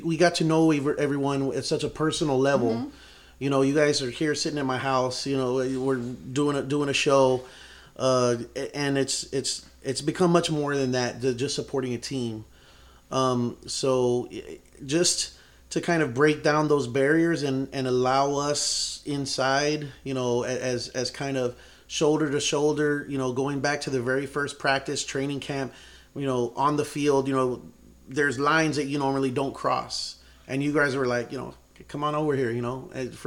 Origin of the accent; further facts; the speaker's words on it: San Antonio, Texas, United States; my hometown